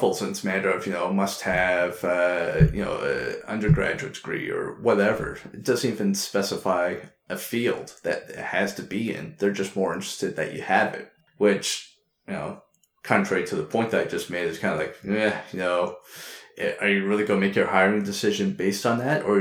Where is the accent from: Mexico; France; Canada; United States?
Canada; Quebec; I'm originally from Quebec, that has its own system outside of Canada